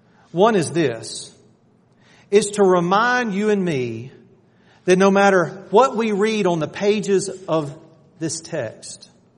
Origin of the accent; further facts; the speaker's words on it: Athens, Georgia, United States; I grew up outside of Athens, and I'm a diehard Georgia fan.